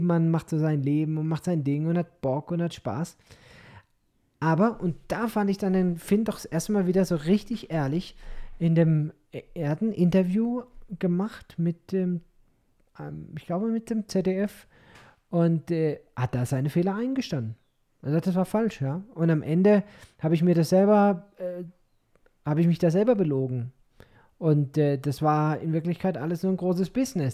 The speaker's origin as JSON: {"language": "German", "country": "Germany", "said": "als Deutscher"}